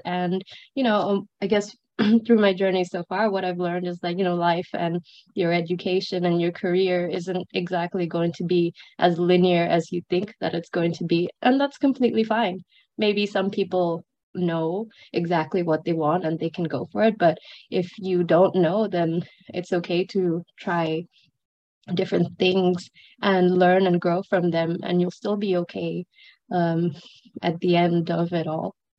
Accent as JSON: {"language": "English", "country": "Brunei", "tie": "born or raised there", "also_born_or_lived": "Sri Lanka / Edinburgh, United Kingdom", "moved": "as an adult", "lives_now": "Hong Kong", "said": "I grew up in Brunei for most of my life. I'm originally from Sri Lanka."}